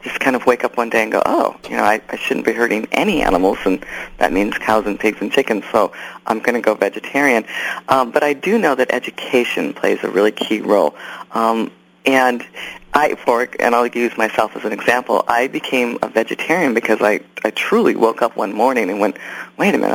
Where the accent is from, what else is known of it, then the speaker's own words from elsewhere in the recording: Wisconsin, United States; I grew up in Wisconsin loving animals